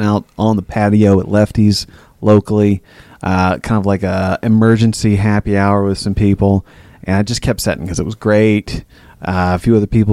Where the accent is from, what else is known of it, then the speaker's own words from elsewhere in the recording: the South, United States; We're from the South.